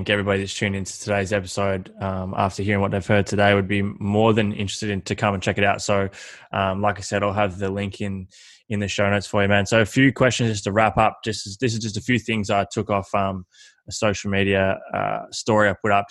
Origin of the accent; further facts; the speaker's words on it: Horsham, Victoria, Australia; I, so I grew up playing basketball in Horsham.